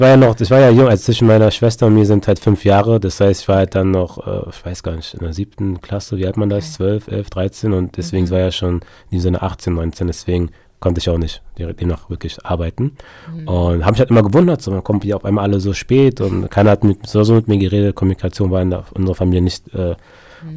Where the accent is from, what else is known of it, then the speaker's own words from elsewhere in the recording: Berlin, Germany; also born or lived in Munich / England; Ich bin in Berlin geboren und aufgewachsen, habe aber ghanaische Eltern